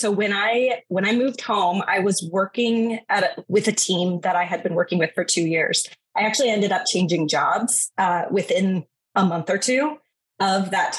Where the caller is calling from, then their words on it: Seattle, Washington, United States; So I am in Seattle, Washington in the United States, in my home office.